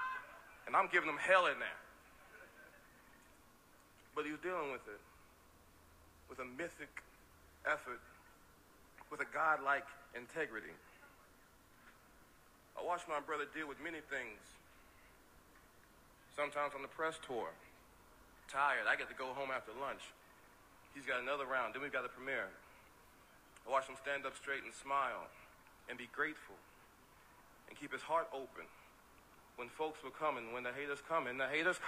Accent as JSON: {"language": "English", "region": "Texas", "country": "United States", "said": "I'm a Texan"}